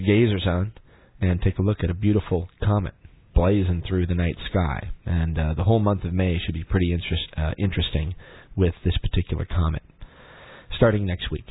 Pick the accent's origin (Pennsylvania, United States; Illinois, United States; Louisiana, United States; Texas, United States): Illinois, United States; Rockford; Rockford, Illinois. That's my hometown.